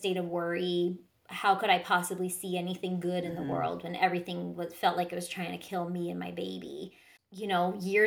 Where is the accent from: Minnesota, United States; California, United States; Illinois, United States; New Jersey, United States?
California, United States; Southern; I grew up in Southern California